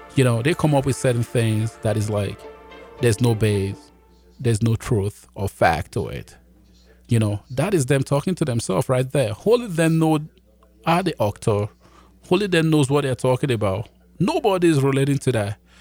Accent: Nigeria; also born or lived in Jamaica; now in Canada; I was born in Nigeria

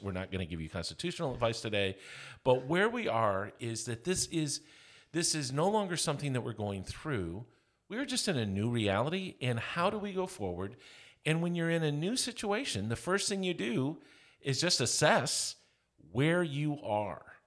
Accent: Lamont, Kansas, United States; I'm from Lamont, Kansas.

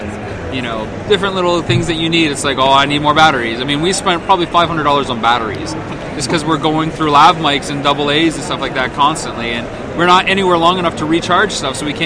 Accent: London, Ontario, Canada; now in Las Vegas, United States; I'm from Canada originally, where Jay's from, in a town called London, Ontario, 2 hours southwest of Toronto

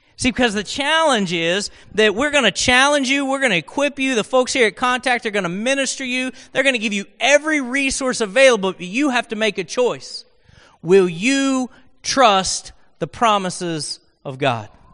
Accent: Oklahoma, United States; accent: Oklahoman; I spoke Oklahoman, and so English was not my native tongue

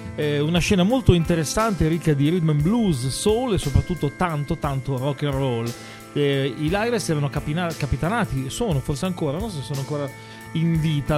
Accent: Emilia-Romagna, Italy; provengono dalla mia Romagna

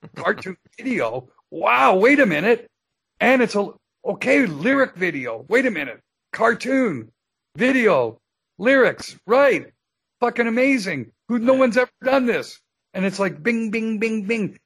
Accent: Canada; here I am in the USA. I'm a Canadian citizen.

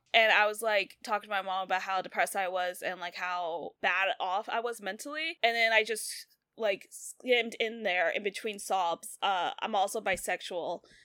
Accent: the South, United States; we grew up in the South

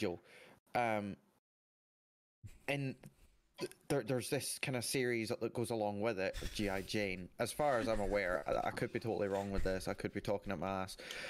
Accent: Scotland, United Kingdom; I'm not woman, but I am Scottish.

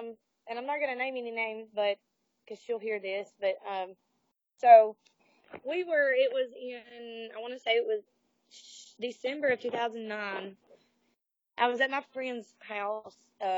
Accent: the South, United States; especially growing up in the South, like, I didn't necessarily feel like I fit in down here.

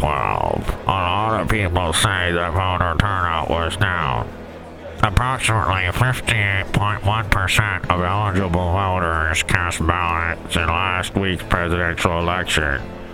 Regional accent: New York, United States; accent: New York; You're not going to know. I'm from New York.

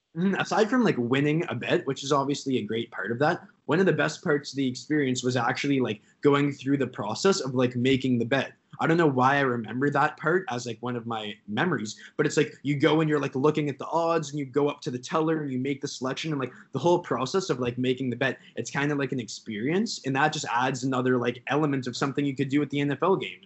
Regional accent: Canada; we're Canadian

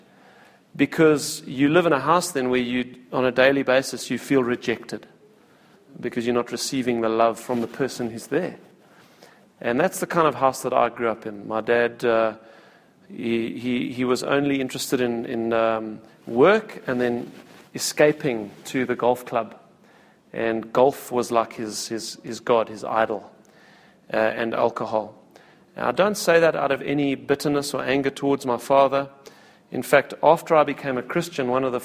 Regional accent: Cape Town, Western Cape, South Africa; also born or lived in Pretoria / Wingate Park; I was born in Cape Town, and I was raised pretty much in Cape Town, a little bit in Pretoria and Wingate Park, but for the most part raised in Cape Town.

